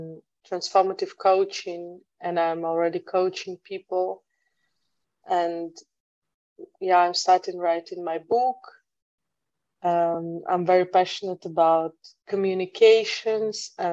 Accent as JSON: {"language": "English", "country": "Russia", "also_born_or_lived": "United Kingdom", "moved": "as an adult", "lives_now": "Netherlands", "said": "So I'm originally from Russia. I'm living abroad for the last 10 years almost."}